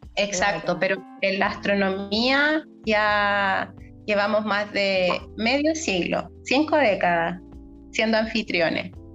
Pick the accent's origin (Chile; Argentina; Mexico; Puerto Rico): Chile; nosotros como chilenos